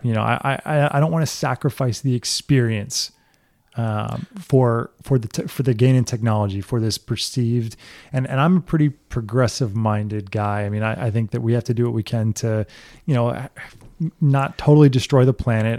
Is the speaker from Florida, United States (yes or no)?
yes; Florida Keys, United States; I grew up in the Keys